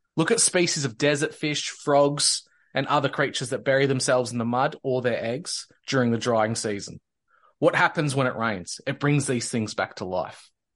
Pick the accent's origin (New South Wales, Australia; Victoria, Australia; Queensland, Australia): Victoria, Australia; born or raised there